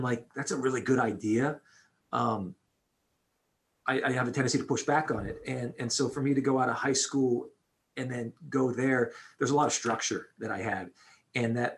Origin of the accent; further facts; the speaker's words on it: Pittsburgh, Pennsylvania, United States; I grew up in Pittsburgh